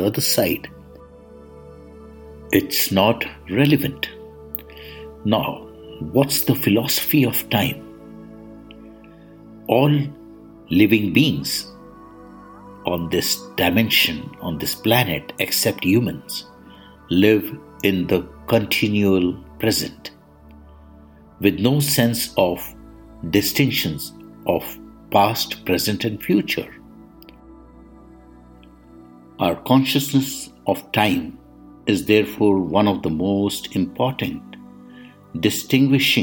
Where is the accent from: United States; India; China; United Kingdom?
India; I am the Indian monk